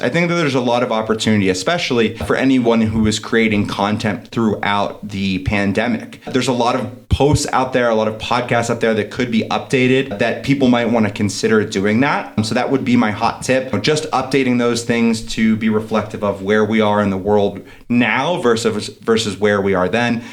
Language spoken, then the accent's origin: English; East Coast, United States; now in Denver, United States; I'm from the East Coast originally. Now I'm out in Denver.